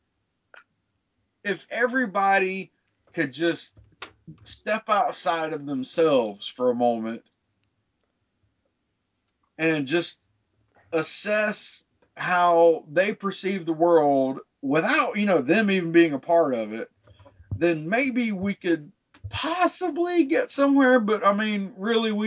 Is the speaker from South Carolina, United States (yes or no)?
yes; South Carolina, United States; I grew up in South Carolina, so I've grown up around that shit all my fucking life